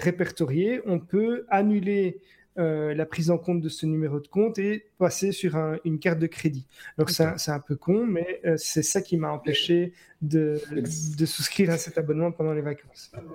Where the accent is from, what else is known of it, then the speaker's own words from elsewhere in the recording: Belgium; ce qu'on a nous en, Belgique